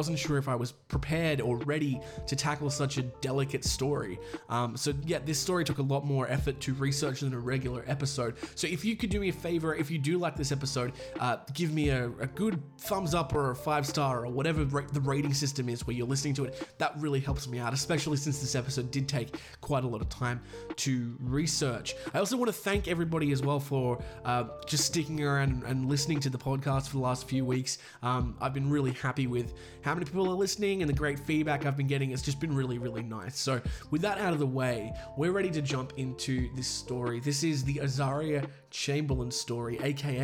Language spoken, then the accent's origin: English; Australia; accent: Australian; I'm Australian